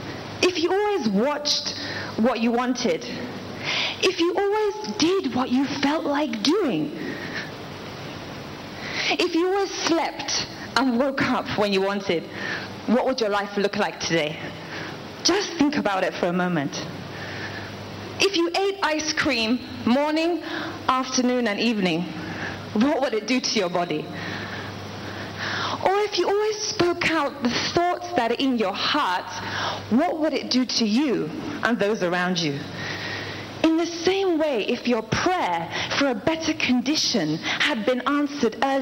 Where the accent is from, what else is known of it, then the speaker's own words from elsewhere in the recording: England, United Kingdom; now in Lagos, Nigeria; I was born in England.